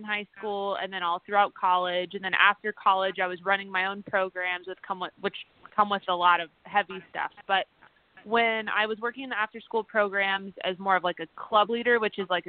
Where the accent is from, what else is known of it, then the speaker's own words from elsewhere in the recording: Arizona, United States; I'm from Arizona